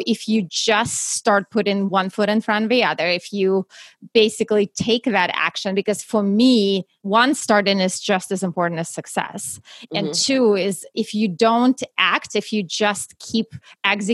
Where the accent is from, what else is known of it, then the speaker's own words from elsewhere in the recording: Russia; English is a second language; moved away as an adult; now in United States; I actually was born and raised in Russia and moved to the US right before I turned 21.